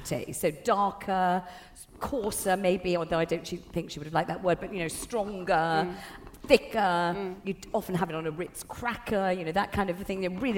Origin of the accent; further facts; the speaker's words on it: London, United Kingdom; I grew up in Totteridge, the Beverly Hills of North London